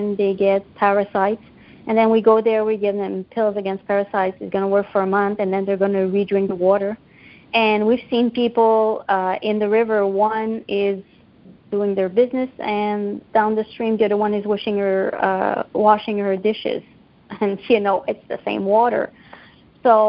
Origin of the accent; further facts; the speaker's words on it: Canada; I'm Canadian